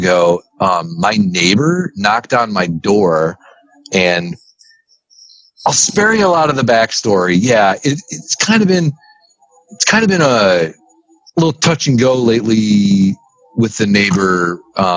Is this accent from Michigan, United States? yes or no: yes; St. Clair, Michigan, United States; I'm from St. Clair